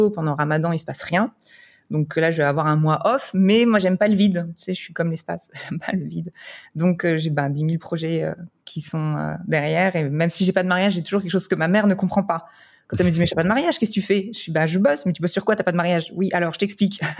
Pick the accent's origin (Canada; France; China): France; Grand Est; accent: French; moved away as an adult; now in Dubai, United Arab Emirates